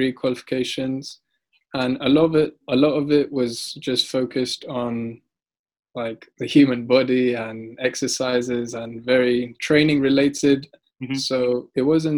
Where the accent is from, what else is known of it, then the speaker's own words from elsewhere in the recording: Uganda; moved away; also born or lived in Altrincham / London / Saudi Arabia; I grew up in Uganda, which is not exactly the richest country in the world